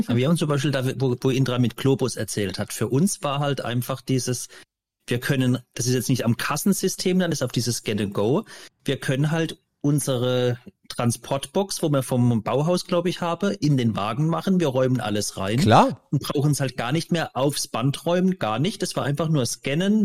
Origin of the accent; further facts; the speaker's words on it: German Wine Route, Rhineland-Palatinate, Germany; moved away as an adult; now in Hamburg, Germany; Vom Dialekt her, der bei mir etwas stärker ist als bei Intra, wir kommen beide aus Rheinland-Pfalz, ich noch viel südlicher an der neue Deutsche Weinstraße, direkt vor Frankreich